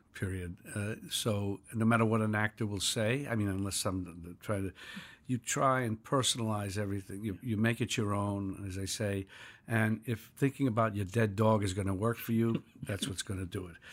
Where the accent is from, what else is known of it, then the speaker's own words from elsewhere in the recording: New York City, New York, United States; I was born in New York City in nineteen forty-three in a village